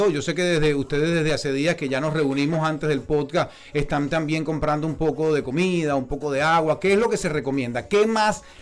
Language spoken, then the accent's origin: Spanish; Puerto La Cruz, Anzoátegui, Venezuela; yo te puedo opinar de las mujeres orientales, porque yo soy de Puerto La Cruz.